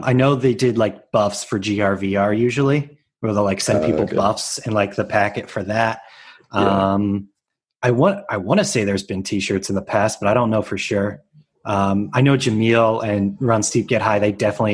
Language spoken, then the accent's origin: English; Tuscarawas County, Appalachian Ohio, United States; I'm originally from Appalachian, Ohio, Tuscarawas County specifically